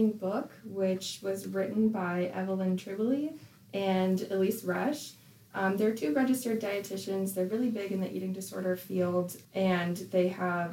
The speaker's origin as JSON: {"language": "English", "region": "Wisconsin", "country": "United States", "tie": "born or raised there", "also_born_or_lived": "Illinois", "moved": "as an adult", "said": "I grew up in Wisconsin"}